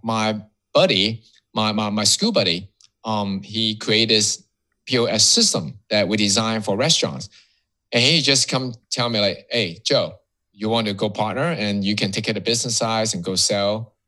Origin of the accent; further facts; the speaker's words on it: Hong Kong; moved away as an adult; now in Miami, United States; I was born and raised in Hong Kong. So that um, I'll call myself Hong Kongese